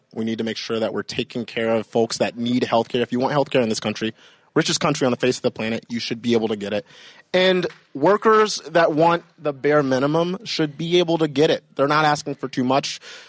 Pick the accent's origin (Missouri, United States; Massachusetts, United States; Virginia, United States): Virginia, United States; also born or lived in Maryland / Japan / Rhode Island; So originally, I mean, I grew up more or less in Virginia, but also Maryland. I stayed in Japan for a little bit. I grew up in New England and Rhode Island for a few years. I was a Navy brat